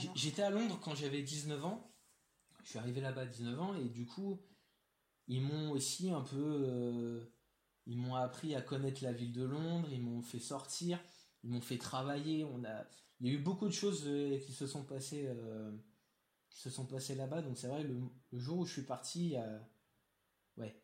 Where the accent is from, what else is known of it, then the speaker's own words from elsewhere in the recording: Paris, Île-de-France, France; je suis né, j'ai grandi à Paris